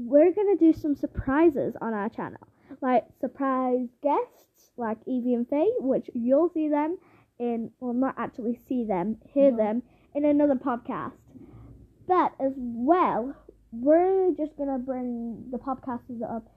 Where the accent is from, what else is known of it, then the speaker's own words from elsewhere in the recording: United Kingdom; we are British